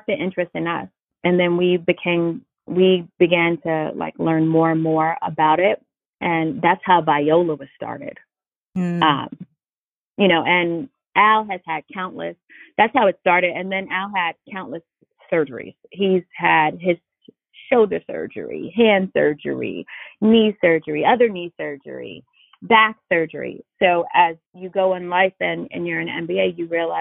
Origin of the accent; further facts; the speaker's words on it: New York City, New York, United States; I grew up in Brooklyn, New York, in the inner city